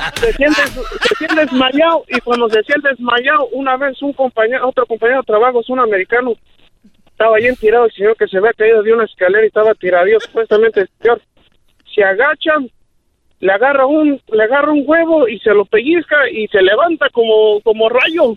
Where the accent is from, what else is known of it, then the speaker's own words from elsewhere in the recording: Paracho, Michoacán, Mexico; now in Morganton, United States; somos de allá de mero, de Paracho, Michoacán